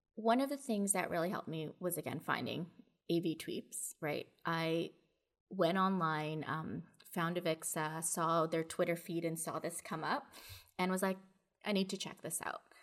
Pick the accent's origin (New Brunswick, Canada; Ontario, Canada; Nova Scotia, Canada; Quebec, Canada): Ontario, Canada; Toronto; I'm from Toronto, I'm here in Canada